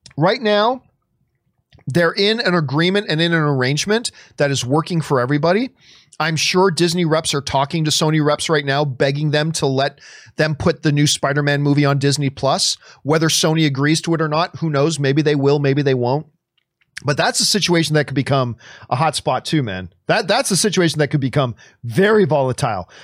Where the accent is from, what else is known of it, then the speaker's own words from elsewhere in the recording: Canada; moved away; I'm very, very proud of my Italian heritage, and I very much enjoy this country that I live in right now